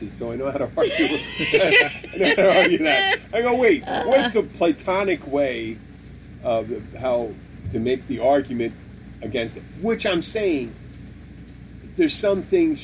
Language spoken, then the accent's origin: English; Philadelphia, Pennsylvania, United States; now in Florida, United States; I'm from Pennsylvania